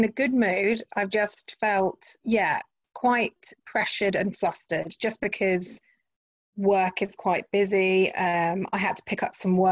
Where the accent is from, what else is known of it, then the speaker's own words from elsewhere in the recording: Henley-on-Thames, South East England, United Kingdom; where I grew up in Henley-on-Thames